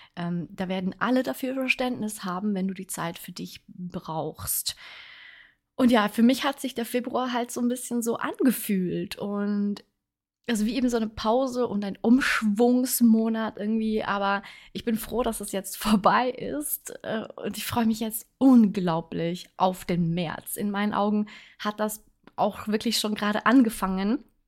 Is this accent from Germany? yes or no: no; Switzerland; ich wohne ja in der Schweiz. Ich bin Schweizerin